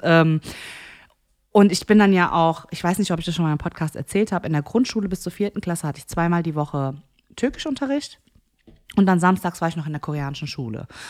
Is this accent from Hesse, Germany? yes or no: yes; Frankfurt, Hesse, Germany; Nee, nee, eigentlich Frankfurt. Nee, eigentlich Bockenheim.